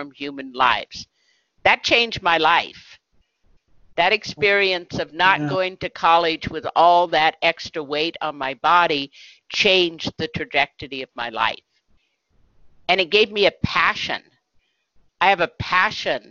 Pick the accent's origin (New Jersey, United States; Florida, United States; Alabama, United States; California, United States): California, United States; Berkeley; I grew up in Berkeley, California during the 1960s